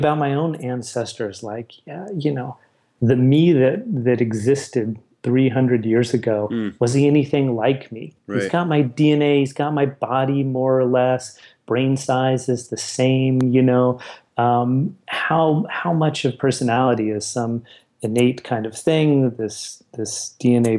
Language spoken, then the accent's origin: English; El Paso, Texas, United States; where I grew up in El Paso